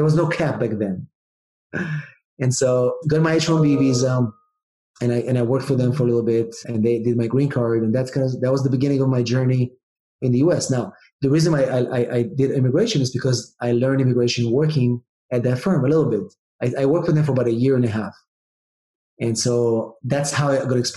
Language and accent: English; Israel; English is a second language; moved away as an adult; also born or lived in England; now in San Diego, United States; I'm originally from Israel